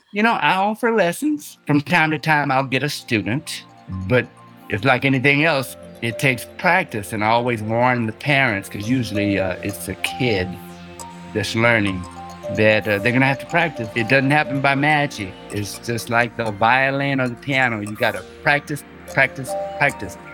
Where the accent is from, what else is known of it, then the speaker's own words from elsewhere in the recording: San Antonio, Texas, United States; also born or lived in Houston, Texas; I'm from Texas, San Antonio, Texas, and then I transitioned to Houston